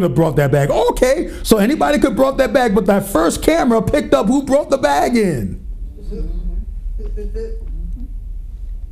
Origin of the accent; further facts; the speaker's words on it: Pennsylvania, United States; my home state, Pennsylvania